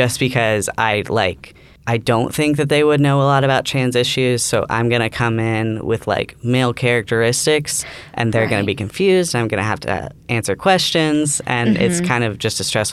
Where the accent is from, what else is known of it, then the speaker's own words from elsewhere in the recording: Nashville, Tennessee, United States; moved away as an adult; now in Alabama, United States; I'm from Nashville, Tennessee, so still the South